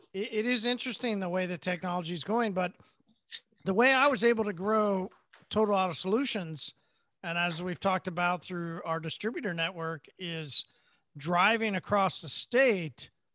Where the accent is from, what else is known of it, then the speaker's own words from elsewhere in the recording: Midwest, United States; I'm from the Midwest. We say Merry Christmas